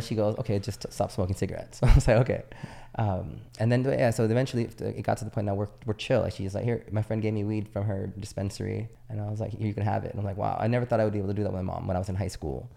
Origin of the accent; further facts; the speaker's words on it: San Diego, California, United States; moved away as an adult; also born or lived in Naples, Italy; I was from San Diego